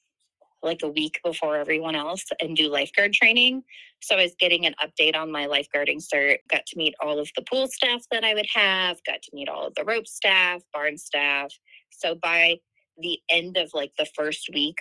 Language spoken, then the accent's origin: English; Des Moines, Iowa, United States; now in Boone, United States; I live in Boone. I'm originally from Des Moines, but I now just live a few short miles away from camp.